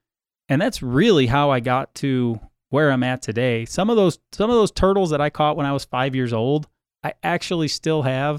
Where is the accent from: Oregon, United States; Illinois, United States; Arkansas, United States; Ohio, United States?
Ohio, United States; Cleveland; I grew up in the state of Ohio. I grew up in just outside Cleveland, Ohio, right on Lake Erie.